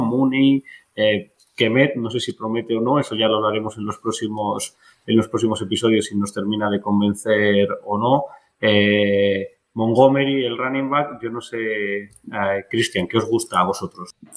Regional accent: Spain; los que somos de España

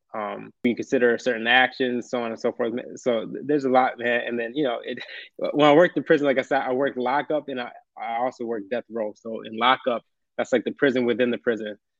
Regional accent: upstate New York, United States; I've been actually from upstate uh, New York, so way upstate.

